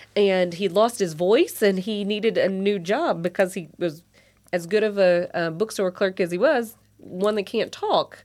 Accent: South Christian County, Kentucky, United States; accent: South Christian brogue; a South Christian brogue. There's my accent coming out

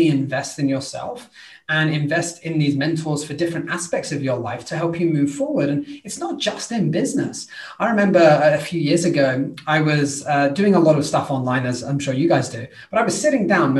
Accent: United Kingdom; I'm British

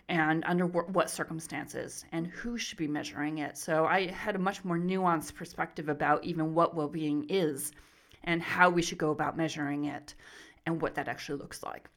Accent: Arizona, United States; moved away as an adult; also born or lived in Riverside, California; now in Melbourne, Australia; I'm originally from the U S, so I was born and raised in Arizona

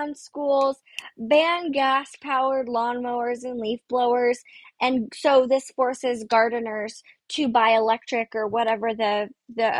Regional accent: Sacramento, California, United States; I grew up in Sacramento.

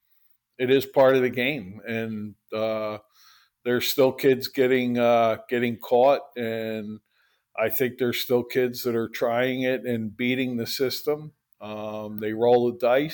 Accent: Philadelphia, Pennsylvania, United States; I grew up in Philadelphia in 1972

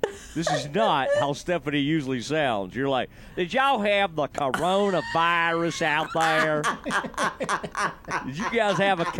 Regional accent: Kaufman, Texas, United States; also born or lived in Seagoville, Texas; The place in Sigaville, and I grew up in Kauffman, was called Super Skate, I believe.

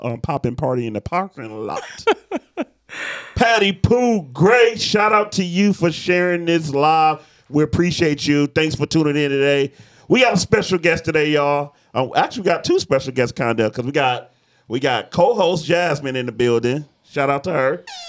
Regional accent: Detroit, Michigan, United States; I'm from Detroit

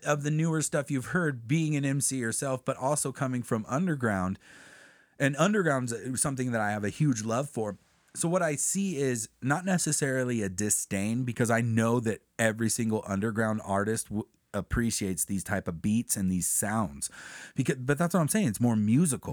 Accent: Crestline, United States; we're from Crestline.

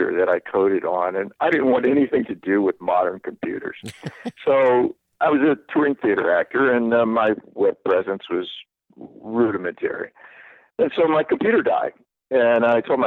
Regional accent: the South, United States; I'm from the South

